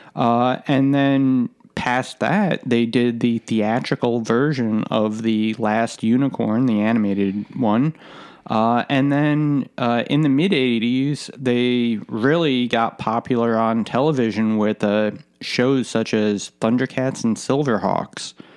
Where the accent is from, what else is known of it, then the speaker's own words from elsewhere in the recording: United States; being American